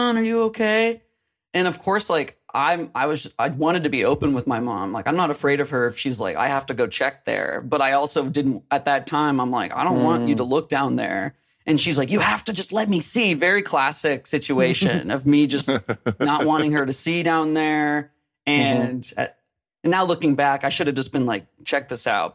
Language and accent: English; Phoenix, Arizona, United States; I'm from Phoenix